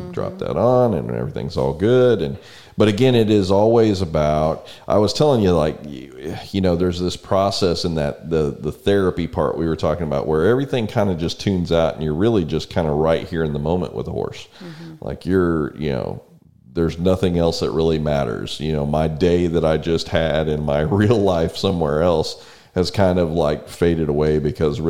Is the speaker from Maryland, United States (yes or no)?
no; San Antonio, Texas, United States; now in College Station, United States; We grew up in San Antonio.